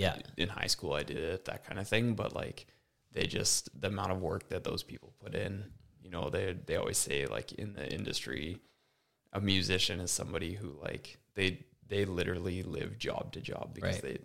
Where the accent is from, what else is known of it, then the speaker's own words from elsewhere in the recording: Moose Jaw, Saskatchewan, Canada; I grew up in Moose Jaw, Saskatchewan